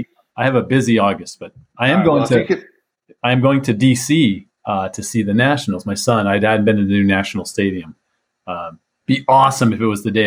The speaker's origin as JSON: {"language": "English", "town": "San Diego", "region": "California", "country": "United States", "tie": "born or raised there", "said": "I grew up in San Diego"}